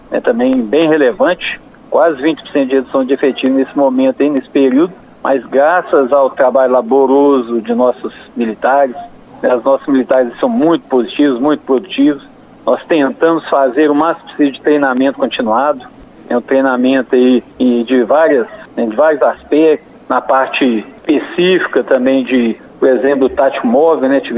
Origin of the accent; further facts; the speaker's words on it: São João del Rei, Minas Gerais, Brazil; born there; localizada em São João del Rei e a cidade onde eu nasci.